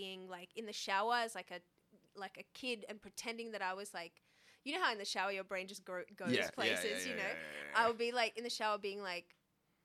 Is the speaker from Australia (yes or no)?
yes; Australia; moved away as an adult; also born or lived in Egypt (ancestry); now in London, United Kingdom; So my ethnicity is Egyptian. My family is Egyptian. So I'm Arab through and through. But I grew up in Australia.